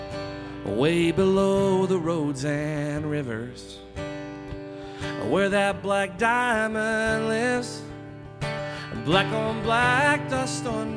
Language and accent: English; Montgomery, West Virginia, United States; my hometown of Montgomery, West Virginia